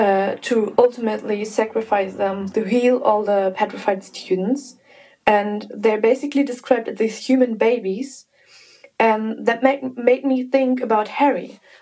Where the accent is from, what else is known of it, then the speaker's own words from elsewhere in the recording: Germany; I'm 21 and I'm from Germany.